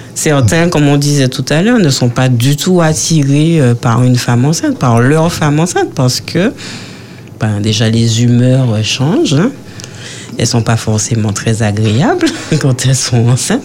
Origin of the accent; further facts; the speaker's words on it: Martinique; chez nous en Martinique